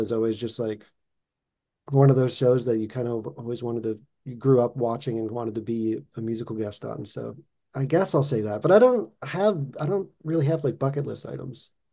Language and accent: English; Boston, Massachusetts, United States; now in Los Angeles, United States; I'm originally from Boston